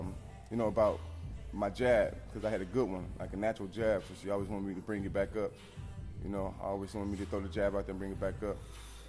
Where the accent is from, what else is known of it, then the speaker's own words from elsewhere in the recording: Minnesota, United States; also born or lived in Chicago; I was like six, seven, before we moved from Chicago to Minnesota.